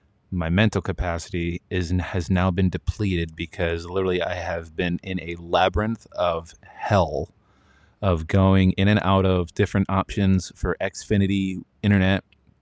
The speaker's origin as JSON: {"language": "English", "country": "Japan", "tie": "born there", "said": "I was born abroad over in Japan."}